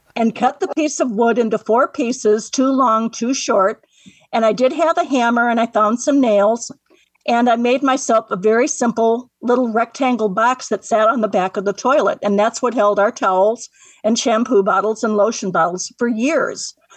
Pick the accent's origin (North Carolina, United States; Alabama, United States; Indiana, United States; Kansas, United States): Indiana, United States; Michigan City; also born or lived in South Bend, Indiana; I was born in Michigan City, which is where I live right now